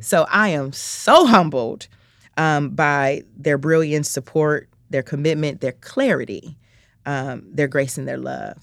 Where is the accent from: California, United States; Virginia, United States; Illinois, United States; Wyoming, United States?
Illinois, United States; Chicago; I'm from the south side of Chicago, um, born and raised